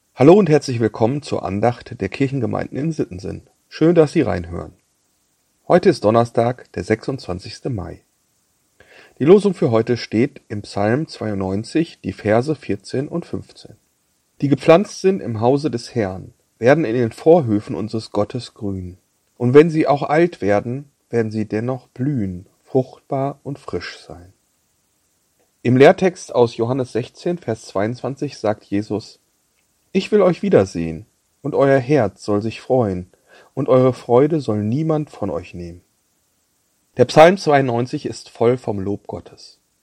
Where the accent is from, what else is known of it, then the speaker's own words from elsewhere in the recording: Bad Salzuflen, North Rhine-Westphalia, Germany; moved away; Ich war in den Osterferien in meiner Heimat Bad Salzuflen bei meinen Eltern zu Besuch.